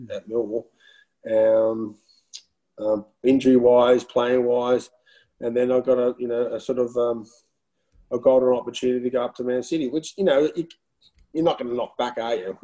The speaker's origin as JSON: {"language": "English", "country": "Australia", "also_born_or_lived": "Netherlands", "moved": "yes", "said": "come from Australia"}